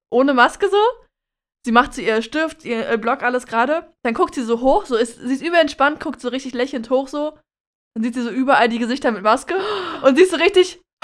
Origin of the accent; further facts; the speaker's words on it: Germany; als Deutscher